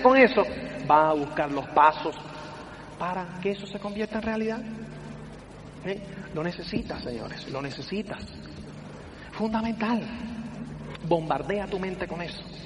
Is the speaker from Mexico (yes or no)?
no; Cuba; soy cubano